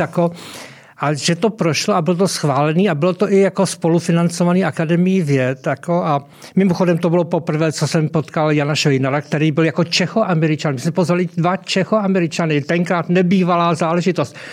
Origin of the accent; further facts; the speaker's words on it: South Moravian Region, Czechia; já pocházím z Jižní Moravy